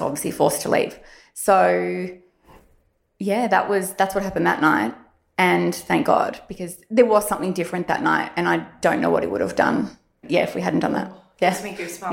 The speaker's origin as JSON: {"language": "English", "town": "Warrandyte", "region": "Victoria", "country": "Australia", "tie": "born or raised there", "said": "I grew up in Warrandyte, so I guess you could call me a country girl"}